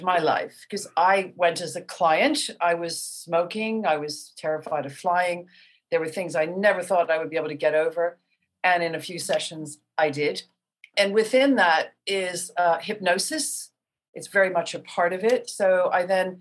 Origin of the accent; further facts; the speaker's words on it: Baltimore, Maryland, United States; moved away; I'm a girl from Baltimore